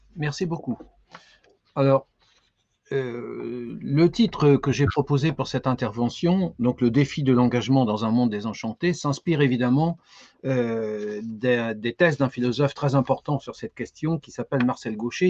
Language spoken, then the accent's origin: French; France; chez nous en France